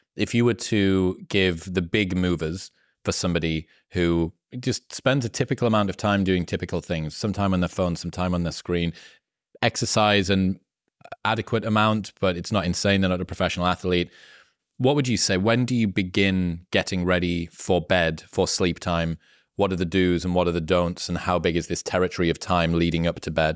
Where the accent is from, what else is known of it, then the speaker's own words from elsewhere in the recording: Newcastle upon Tyne, North East England, United Kingdom; I'm from Newcastle in the northeast of the UK, which is the last city before Scotland.